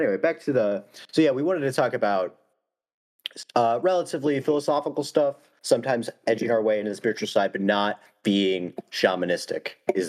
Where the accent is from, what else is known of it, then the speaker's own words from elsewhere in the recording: Ohio, United States; we're both from Ohio.